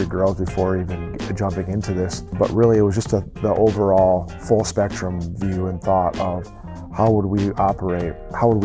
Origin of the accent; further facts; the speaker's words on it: De Pere, Wisconsin, United States; moved away as an adult; also born or lived in Kalamazoo, Michigan / Kalkaska, Michigan; now in Michigan, United States; I grew up in DePere, Wisconsin, which is just a burb of Green Bay